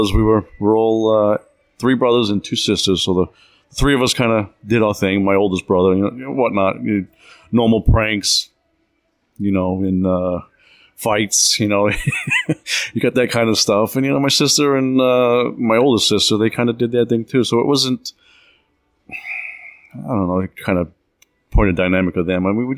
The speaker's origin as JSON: {"language": "English", "town": "Smithtown", "region": "New York", "country": "United States", "tie": "born or raised there", "moved": "yes", "said": "I was born in Long Island, New York, Smithtown area is where I grew up."}